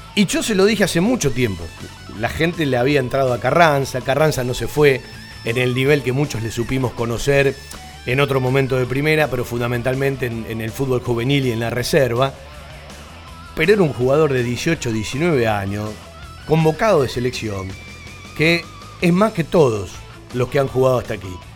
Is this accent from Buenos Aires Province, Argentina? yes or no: yes; Banfield, Buenos Aires Province, Argentina; Yo nací en Banfield